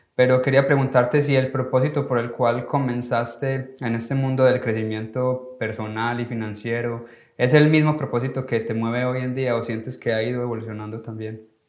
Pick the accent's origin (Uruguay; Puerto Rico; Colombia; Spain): Colombia; now in United States; como latino y sobre todo como colombiano